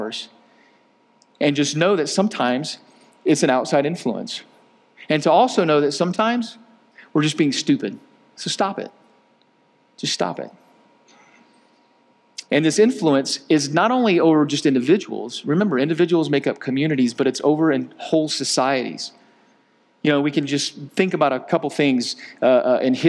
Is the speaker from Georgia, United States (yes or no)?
yes; Georgia, United States; my black brothers that I grew up with in Georgia